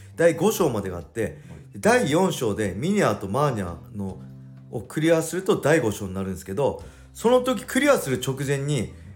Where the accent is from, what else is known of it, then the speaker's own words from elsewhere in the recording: Edosaki, Ibaraki, Japan; 地元の江戸崎体育館